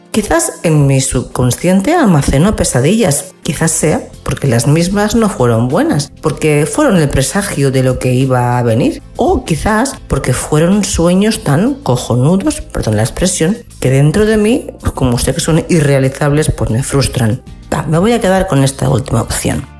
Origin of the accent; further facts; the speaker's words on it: Spain; como ciudadana española